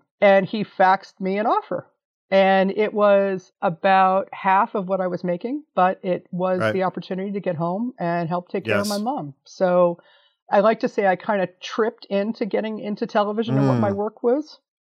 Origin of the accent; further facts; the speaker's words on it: Washington, District of Columbia, United States; moved away as an adult; also born or lived in Chicago; I'm from Washington, DC, in the DC area.